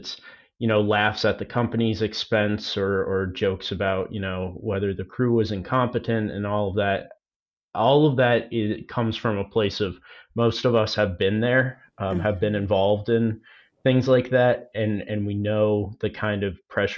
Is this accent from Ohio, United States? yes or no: no; Worcester, Massachusetts, United States; I'm from Worcester, Massachusetts